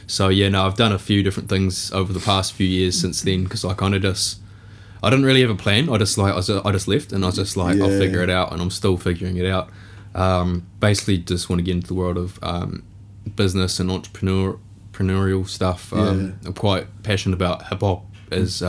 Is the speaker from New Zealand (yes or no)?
yes; Invercargill, Southland, New Zealand; moved away; growing up in Invercargill, there's not a lot going on